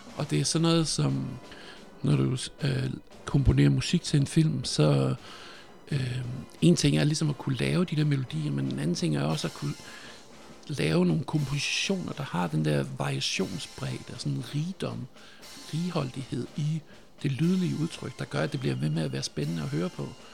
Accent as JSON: {"language": "Danish", "town": "Nyborg", "region": "Southern Denmark", "country": "Denmark", "tie": "born or raised there", "said": "Jeg er født i 1976, og jeg er vokset op på, jeg er vokset op på Fyn i Nyborg"}